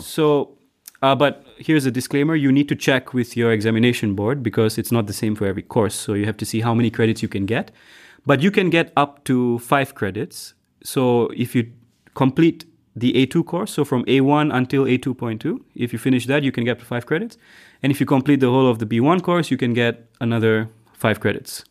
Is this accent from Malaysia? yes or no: yes; George Town, Penang, Malaysia; moved away as an adult; now in Germany; I grew up in Malaysia, in a city called Penang.